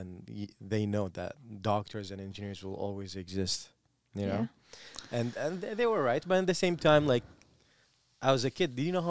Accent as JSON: {"language": "English", "country": "Iraq", "said": "I always have a pride in where I am from. Okay, like if someone asks me, like, here, I'm from Mesopotamia."}